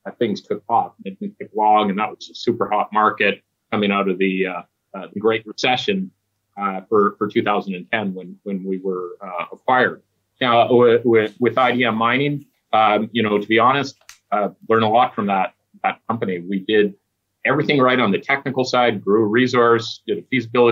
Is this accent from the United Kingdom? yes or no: no; Stewart, British Columbia, Canada; my hometown of Stewart